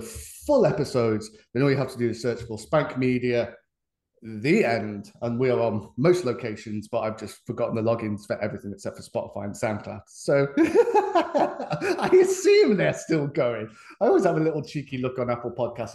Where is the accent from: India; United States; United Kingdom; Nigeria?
United Kingdom; England; we're the Englishman